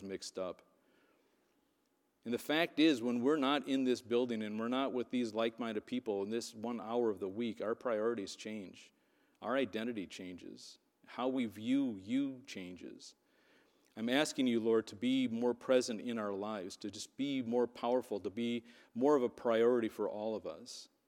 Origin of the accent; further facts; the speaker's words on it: Wisconsin, United States; I was from Wisconsin